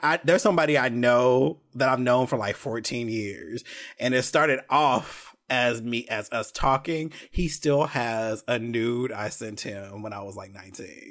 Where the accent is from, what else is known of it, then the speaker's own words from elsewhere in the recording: California, United States; now in Atlanta, United States; I'm from California